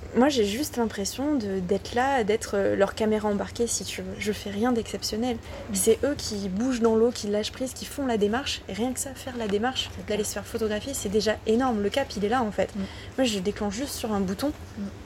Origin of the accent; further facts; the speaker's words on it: Ardèche, Auvergne-Rhône-Alpes, France; moved away as an adult; je viens d'Ardèche, donc euh, tu vois, là, c'est le, c'est le travail de la terre